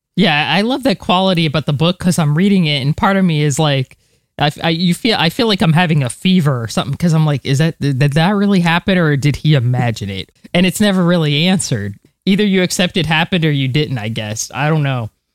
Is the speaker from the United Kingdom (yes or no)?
no; United States; as an American